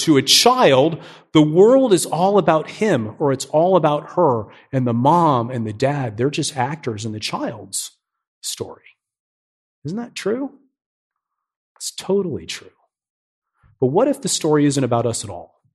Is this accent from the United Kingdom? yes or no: no; New Port Richey, Florida, United States; moved away as an adult; also born or lived in Miami, Florida; now in Nashville, United States; I'm a Florida guy. I grew up in Newport Richey. It's this small town just north of Tampa